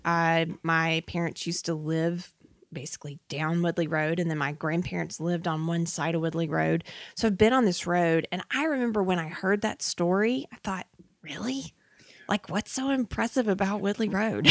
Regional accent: Montgomery, Alabama, United States; I am actually from Montgomery

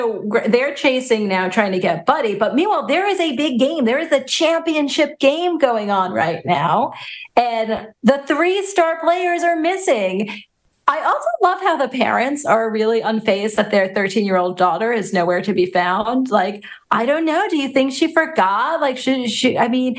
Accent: Long Island, New York, United States; accent: Long Island; my Long Island accent

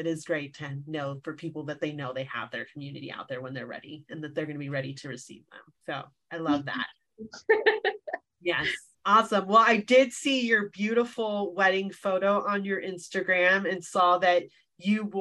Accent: Las Vegas, Nevada, United States; now in Bay Area, United States; I grew up in Las Vegas

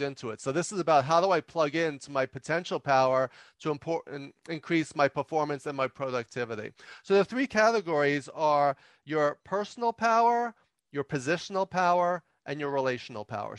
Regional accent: New York, United States; I'm from New York

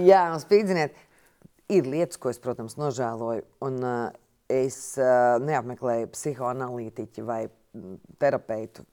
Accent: Jaunpils, Latvia; moved away; es nāku no laukiem, no Jaunpils.

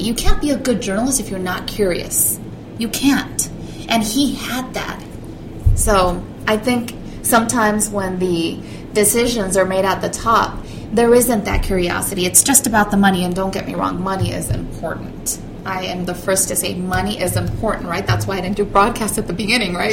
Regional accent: Orange County, California, United States; also born or lived in Mexico / Evanston, Illinois / Racine, Wisconsin; I was born in the LA area, Orange County

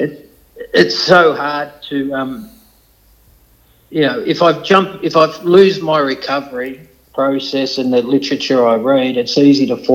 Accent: Beaumaris, Victoria, Australia; growing up in Beaumaris, it was tough

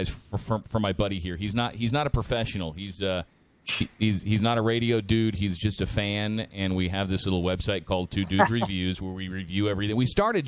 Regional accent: San Antonio, Texas, United States; Marshall High School and growing up in San Antonio

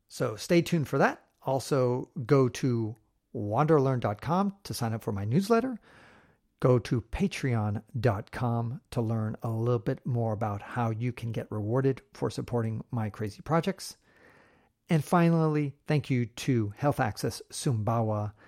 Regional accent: United States; I grew up in America, the land of the smiles

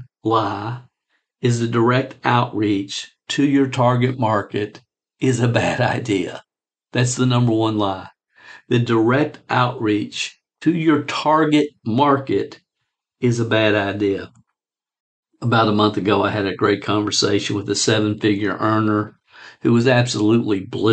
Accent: Stamping Ground, Kentucky, United States; a little dinky town in Kentucky called Stamping Ground Kentucky

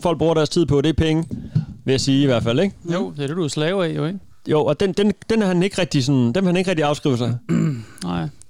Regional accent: Denmark; hjemme, det er jo min hjemby, ja. hvor jeg har boet 20 år i mit liv

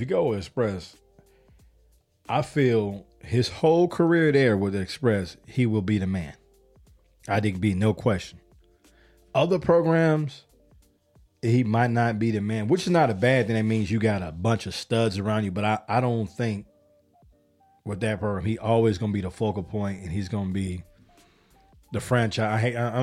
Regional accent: Chicago, Illinois, United States; now in Atlanta, United States; I live in Atlanta, but I'm from Chicago

